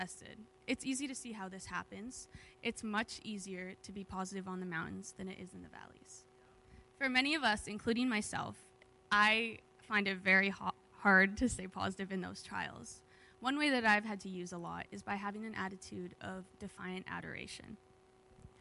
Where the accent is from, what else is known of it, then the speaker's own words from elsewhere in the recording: Alberta, Canada; moved away as an adult; now in Kamloops, Canada; I'm from Alberta, and most of my family's in Alberta right now